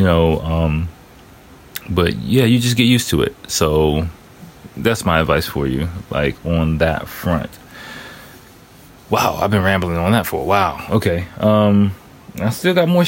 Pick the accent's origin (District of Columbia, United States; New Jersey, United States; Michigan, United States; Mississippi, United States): District of Columbia, United States; Washington; moved away as an adult; now in Tokyo, Japan; my hometown, D.C.